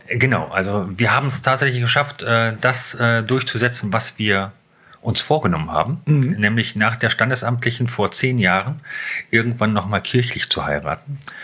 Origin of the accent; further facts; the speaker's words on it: Hanover, Lower Saxony, Germany; moved away as an adult; now in Schneverdingen, Germany; aufgewachsen bin ich in der Südstadt, mhm. also äh, Südstadt Bult.